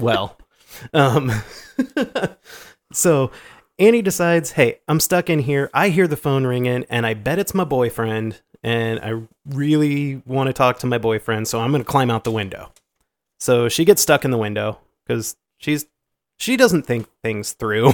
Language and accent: English; Iowa, United States; We're from Iowa. We say aunt.